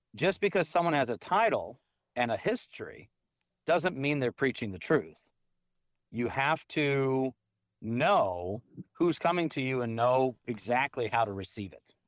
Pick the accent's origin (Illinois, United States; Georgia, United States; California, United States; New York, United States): Georgia, United States; now in Tomball, TX, United States; when I grew up in Georgia